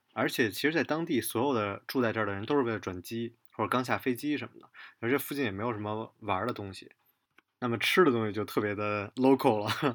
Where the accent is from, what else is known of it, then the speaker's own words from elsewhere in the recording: Beijing, China; 北京，呃，我老家